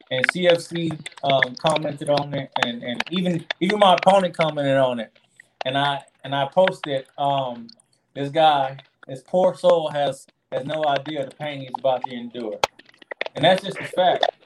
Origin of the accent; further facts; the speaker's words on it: the Show Me State, Missouri, United States; I'm from the Show Me State